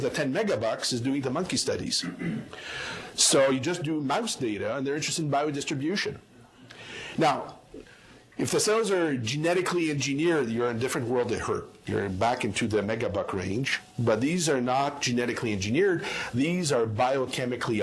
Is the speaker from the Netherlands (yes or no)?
no; Canada; moved away as an adult; also born or lived in Montreal, Canada; now in Atlanta, United States; as a Canadian